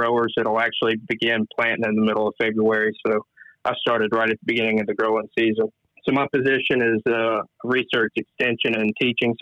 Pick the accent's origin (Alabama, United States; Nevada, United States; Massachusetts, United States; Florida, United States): Alabama, United States; Huntsville; I'm originally from North Alabama, about 15 minutes outside of Huntsville